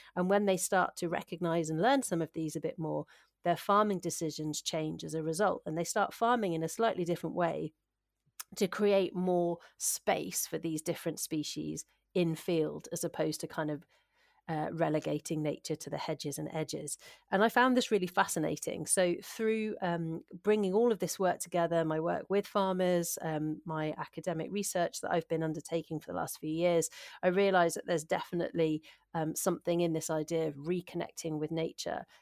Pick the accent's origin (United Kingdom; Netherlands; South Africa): United Kingdom; Shropshire, West Midlands; moved away as an adult; also born or lived in North Wales / Hampshire / West Sussex; now in Aberdeenshire, United Kingdom; I'm originally from Shropshire, uh, which is just on the England Wales border, and I spent a lot of my childhood actually in, in North Wales.